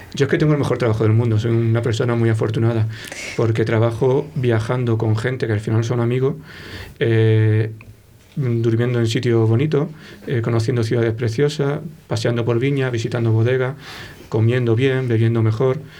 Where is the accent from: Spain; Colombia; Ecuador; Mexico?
Spain; Málaga, Andalusia; accent: Malagueño; moved away as an adult; also born or lived in Granada; now in Valladolid, Spain; soy un poco malagueño.